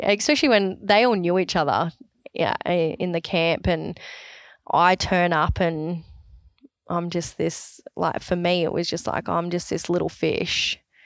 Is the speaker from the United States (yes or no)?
no; Sunshine Coast, Queensland, Australia; Oh, Sunshine Coast